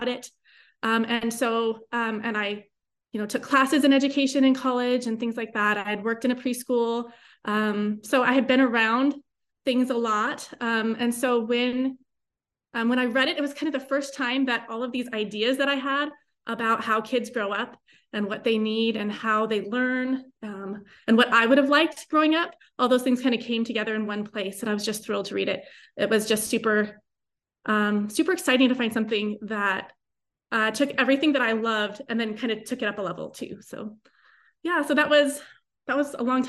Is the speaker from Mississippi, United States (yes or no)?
no; Tucson, Arizona, United States; I grew up in Tucson.